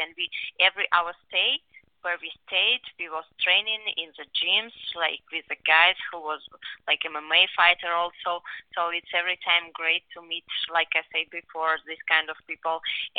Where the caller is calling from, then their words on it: Houston, Texas, United States; English is a second language; Right now, I'm in Houston, Texas, helping to my sister in her preparation for her upcoming fight